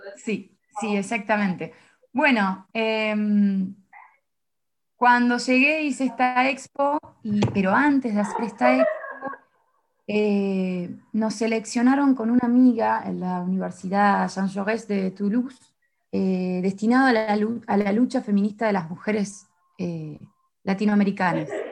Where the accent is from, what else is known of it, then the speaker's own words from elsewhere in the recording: Mar del Plata, Buenos Aires Province, Argentina; moved away as an adult; now in Paris, France; yo vengo de Mar del Plata